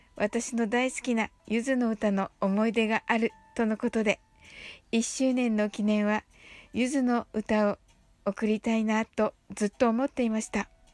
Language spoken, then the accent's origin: Japanese; Kyushu, Japan; 私と同じ九州のご出身